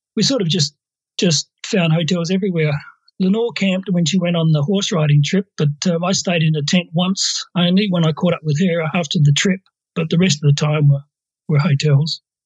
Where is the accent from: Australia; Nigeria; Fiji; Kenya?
Australia; also born or lived in North Queensland / Papua New Guinea; We're Australian